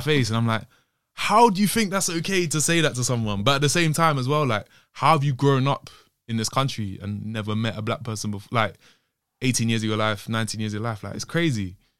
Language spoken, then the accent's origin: English; London, United Kingdom; also born or lived in Bristol; growing up in London